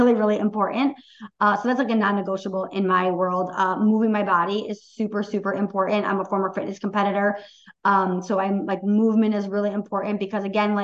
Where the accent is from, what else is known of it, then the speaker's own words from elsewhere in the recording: Oxford, Michigan, United States; we had a huge Oxford school shooting in my hometown 2 years ago today